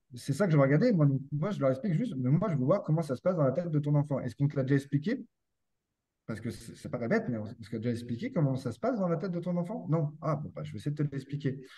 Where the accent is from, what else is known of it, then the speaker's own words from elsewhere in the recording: France; moved away as an adult; now in Quebec, Canada; je suis français, je suis venu au Québec il y a 4 ans pour travailler